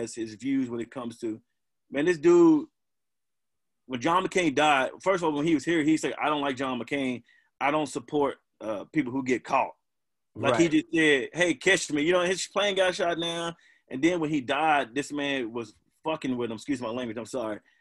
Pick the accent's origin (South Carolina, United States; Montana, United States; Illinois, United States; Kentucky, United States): Kentucky, United States; Bowling Green; I grew up in Bowling Green